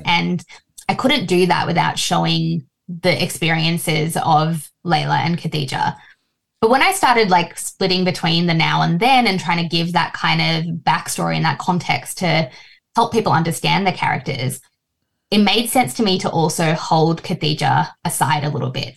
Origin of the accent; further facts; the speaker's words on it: Australia; also born or lived in Fiji; I've been in Australia since I was three